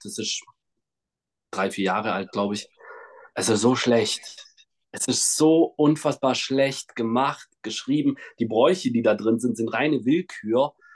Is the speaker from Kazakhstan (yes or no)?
yes; Kazakhstan; moved away; geboren bin ich in Kasachstan in einem kleinen Dorf